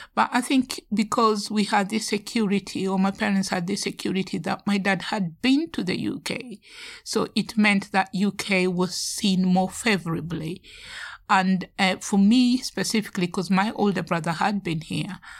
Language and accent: English; Nairobi, Kenya; now in United Kingdom; I was brought up in Nairobi, the city